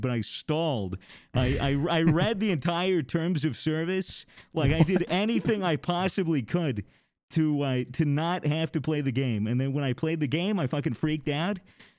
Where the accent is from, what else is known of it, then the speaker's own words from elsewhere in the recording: United States; I'm American. It's in my blood.